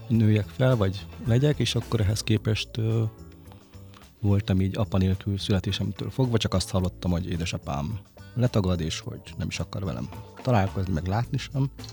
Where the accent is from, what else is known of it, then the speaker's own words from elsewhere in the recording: Hungary; vidéki vagyok